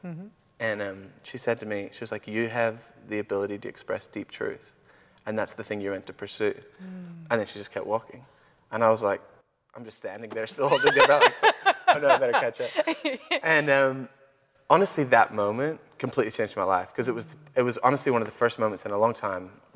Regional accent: Belfast, Northern Ireland, United Kingdom; moved away as an adult; I grew up in Ireland, in the north of Ireland, Belfast. And I was there the first 19 years of my life

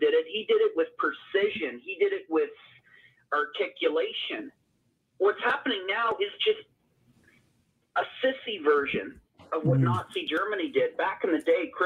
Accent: Canada; I'm from Canada

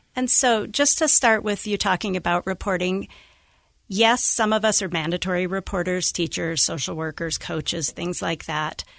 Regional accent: Idaho Falls, Idaho, United States; moved away as an adult; now in Utah, United States; I grew up in Idaho Falls

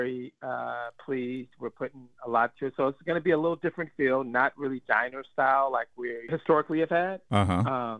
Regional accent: Oakland, California, United States; I grew up in Oakland

